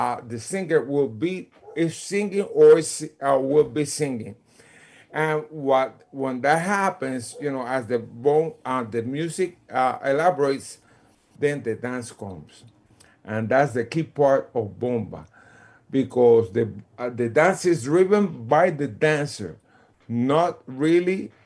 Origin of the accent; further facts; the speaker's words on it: Puerto Rico; moved away as an adult; now in New York, United States; I moved from Puerto Rico to New York, I came to study music